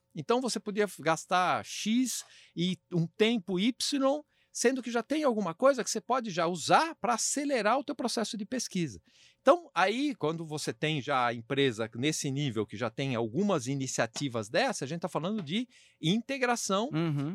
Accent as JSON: {"language": "Portuguese", "country": "Brazil", "said": "como brasileiro"}